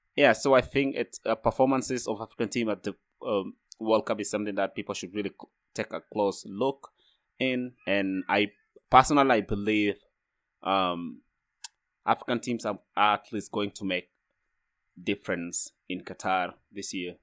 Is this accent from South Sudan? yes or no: yes; South Sudan; now in Freiburg, Germany; I'm from South Sudan.